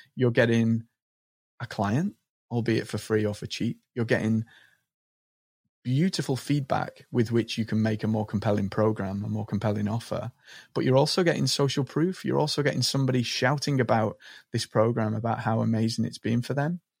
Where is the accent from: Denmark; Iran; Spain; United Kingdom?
United Kingdom; Liverpool, North West England; I grew up in Liverpool on the market stalls of Liverpool with my dad as a young boy.